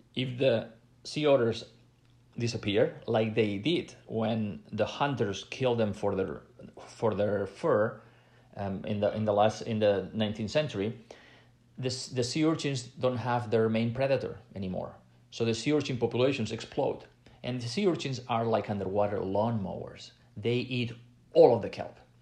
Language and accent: English; Catalonia, Spain; I come from Catalonia in Spain